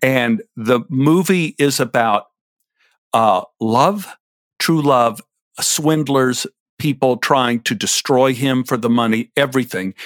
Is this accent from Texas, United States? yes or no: yes; Dallas, Texas, United States; When I was a little boy growing up in Oak Cliff